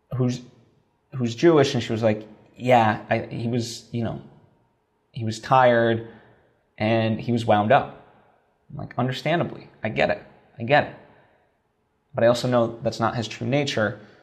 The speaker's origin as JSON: {"language": "English", "country": "Slovakia", "tie": "born or raised there", "moved": "yes", "said": "I grew up in Slovakia"}